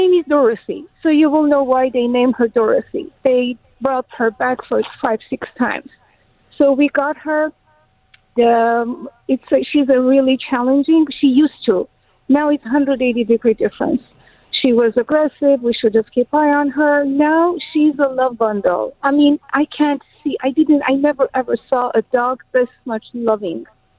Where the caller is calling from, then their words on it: Los Angeles, California, United States; L.A. Shadowville.